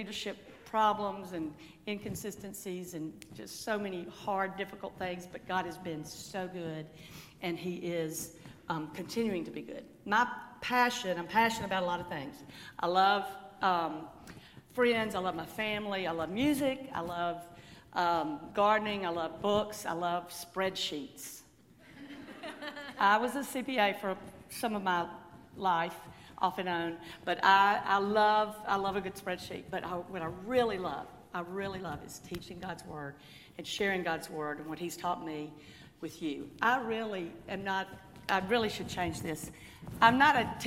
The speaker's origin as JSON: {"language": "English", "town": "Jackson", "region": "Mississippi", "country": "United States", "tie": "born or raised there", "said": "I grew up in Jackson and met my husband at Ole Miss"}